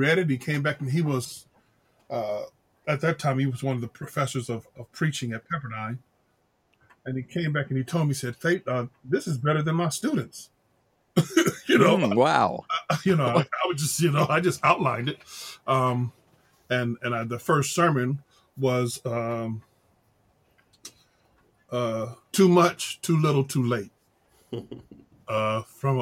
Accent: Los Angeles, California, United States; Well, I grew up in in Los Angeles, some in South Central, some in Compton, some in Watts, some in just all over L.A. County

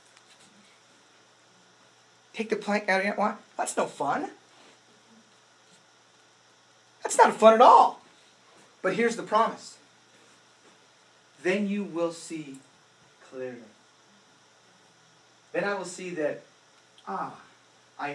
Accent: United States; as an American, especially as a Christian

